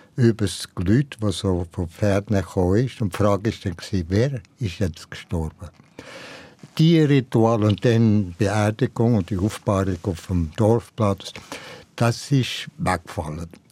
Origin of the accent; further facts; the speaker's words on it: Valais, Switzerland; in meiner Jugend im Wallis